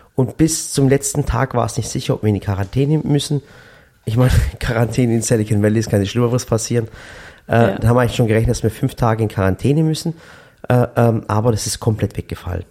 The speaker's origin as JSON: {"language": "German", "region": "Sinop", "country": "Turkey", "moved": "yes", "lives_now": "Germany", "said": "ich komme nicht aus Düsseldorf, sondern aus, aus Sinop, aber aus der Schwarzmeerregion"}